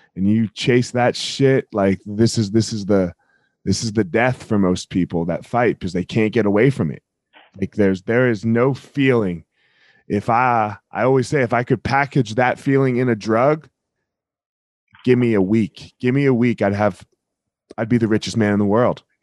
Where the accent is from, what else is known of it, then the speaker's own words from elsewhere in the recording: New Jersey, United States; I'm from Jersey